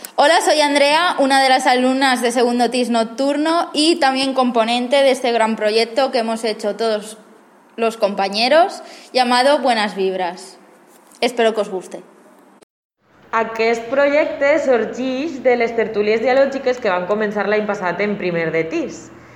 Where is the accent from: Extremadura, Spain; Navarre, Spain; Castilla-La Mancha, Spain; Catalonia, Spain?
Navarre, Spain; Pamplona; now in Valencia, Spain; vengo de Iruña, o sea, soy vasca, pero bueno, estoy en Valencia